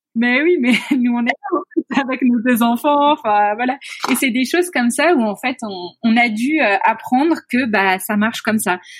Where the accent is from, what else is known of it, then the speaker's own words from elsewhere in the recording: France; now in Mauritius; nous, en tant que Français, Européens